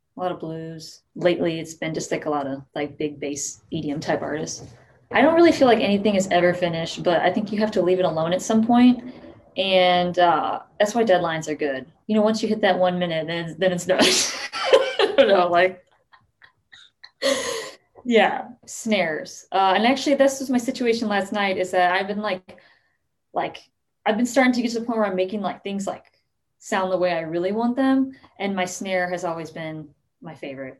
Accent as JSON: {"language": "English", "town": "St. Louis", "region": "Missouri", "country": "United States", "said": "I'm from St. Louis"}